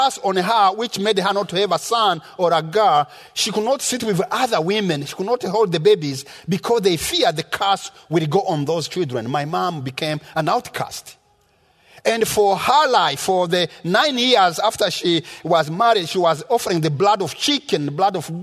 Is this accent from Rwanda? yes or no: yes; Rwanda; moved away; I was born in Rwanda in the rural area where I had never seen a white man until I was 14 years old